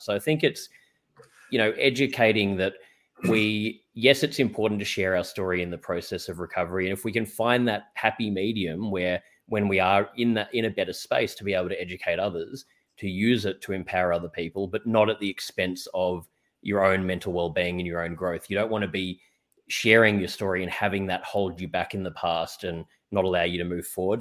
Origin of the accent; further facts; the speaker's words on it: Australia; also born or lived in New York; I'm from Australia